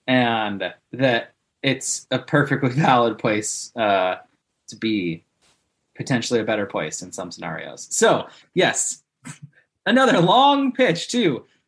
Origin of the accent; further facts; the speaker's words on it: Colorado, United States; now in Oakland, United States; I grew up in Colorado, but all my family's from Illinois.